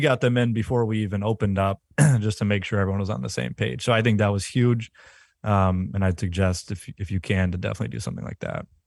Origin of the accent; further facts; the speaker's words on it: Western Massachusetts, United States; we're remote, we're from Western Mass